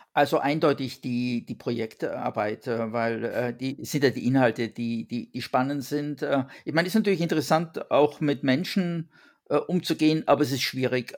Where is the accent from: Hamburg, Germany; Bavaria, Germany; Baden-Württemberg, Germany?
Bavaria, Germany; Allgäu; now in France; ich komme ja ursprünglich aus Bayern ähm, und bin sozusagen in 850 Meter Höhe geboren äh, mit den 2000ern vor der Nase, äh, im, also im Allgäu, im Voralpengebiet